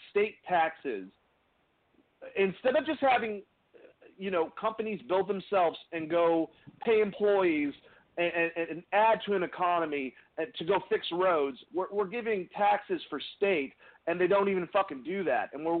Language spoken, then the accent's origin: English; Boston, Massachusetts, United States; I'm from the North, and there's a lot of right wing and left wing in Boston.